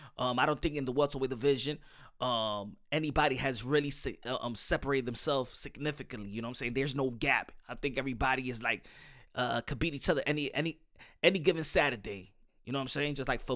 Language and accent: English; Cuba; You know, I'm from Cuba. They don't give me nothing, and they don't give me nothing here.